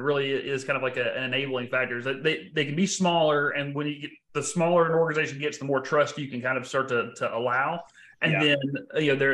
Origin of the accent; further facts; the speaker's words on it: Texarkana, United States; I'm from Texarkana